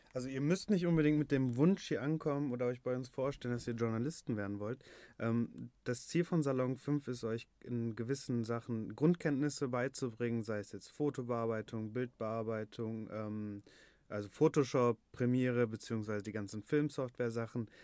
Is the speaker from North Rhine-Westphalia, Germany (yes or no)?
yes; Bottrop, North Rhine-Westphalia, Germany; also born or lived in Berlin; ich komme aus Bottrop, hier läuft das alles ein bisschen anders.